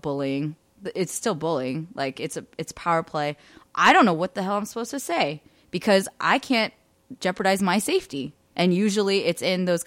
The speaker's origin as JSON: {"language": "English", "area": "Bay Area", "region": "California", "country": "United States", "tie": "born or raised there", "said": "in California growing up in the Bay Area"}